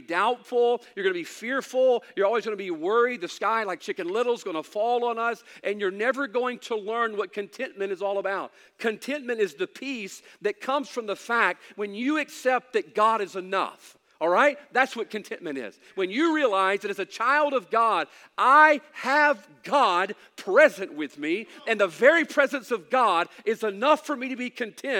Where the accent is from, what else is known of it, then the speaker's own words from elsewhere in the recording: Mississippi, United States; I know we're from Mississippi